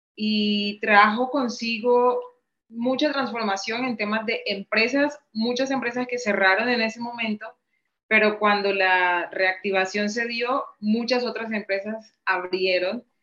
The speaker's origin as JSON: {"language": "Spanish", "town": "Montería", "region": "Córdoba", "country": "Colombia", "tie": "born or raised there", "moved": "yes", "lives_now": "Cartagena, Colombia", "said": "yo soy colombiana, nacida en una ciudad que se llama Montería, eh, pero vivo en Cartagena hace aproximadamente 20 años"}